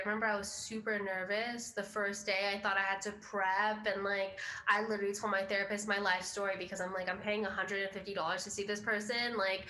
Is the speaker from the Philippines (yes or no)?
yes; Philippines; It's like, well, I am Filipino. That's a part of who I am.